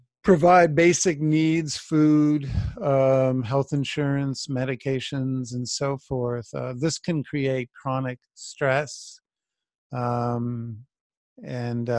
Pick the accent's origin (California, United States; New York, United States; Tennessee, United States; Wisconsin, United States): New York, United States; New York City; I grew up in New York as a child into my teen years in the 70s.